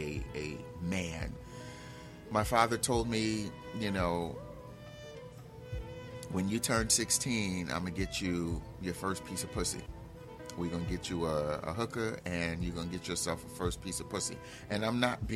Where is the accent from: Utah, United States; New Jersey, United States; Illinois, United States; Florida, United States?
New Jersey, United States; Newark; I grew up in Newark, where most of the men at the time were men based on what they had